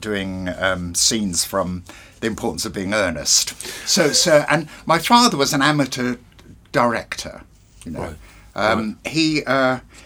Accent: Bognor Regis, South East England, United Kingdom; moved away; also born or lived in Portsmouth; I was raised in Bognor Regis

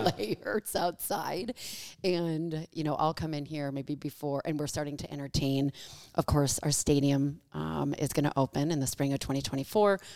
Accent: Michigan, United States; moved away as an adult; also born or lived in Los Angeles; now in Kansas City, United States; I am from the Midwest. I'm from Michigan

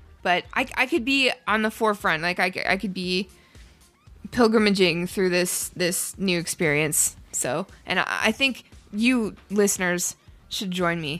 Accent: Ottawa, Ontario, Canada; moved away; I'm from Ottawa

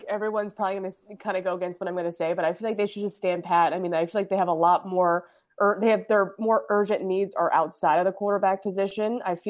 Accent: Indiana, United States; moved away as an adult; also born or lived in Gainesville, Florida / Boston, Massachusetts; now in Green Bay, United States; I grew up in Indiana. I was born in Gainesville

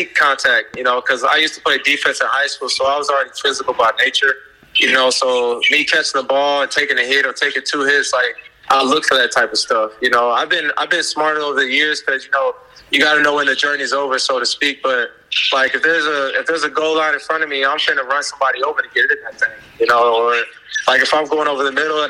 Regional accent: Palm Beach, Florida, United States; We were both Florida kids. He's from Tampa, I'm from Palm Beach.

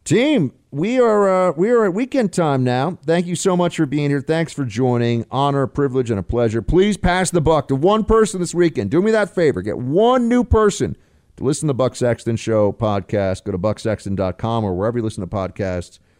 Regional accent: Delaware, United States; And I'm from Delaware, but sometimes I like to sound like I'm from a different part of the country

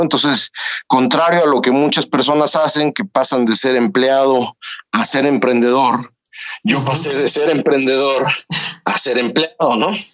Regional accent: Toluca, State of Mexico, Mexico; moved away as an adult; now in Silicon Valley, United States; Yo soy de Toluca

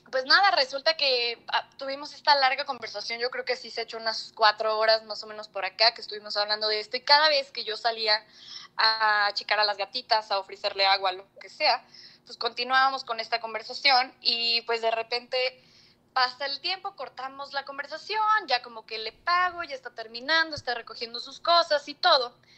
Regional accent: Xalapa, Veracruz, Mexico; soy de Jalapa, Veracruz

